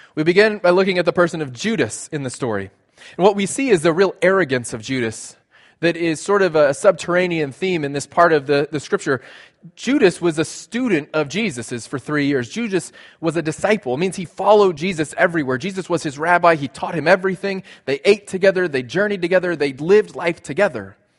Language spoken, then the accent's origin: English; South Texas, United States; moved away; I grew up in South Texas.